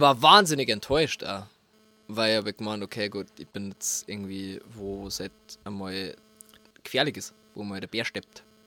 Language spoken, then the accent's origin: German; Lingeres, Bavaria, Germany; accent: Bavarian; first language Bavarian; moved away as an adult; now in Berlin, Germany; ich bin wie gesagt in Lingeres aufgewachsen und hab halt immer bloß Bordisch geredet. Also ich hab halt daheim Bordisch geredet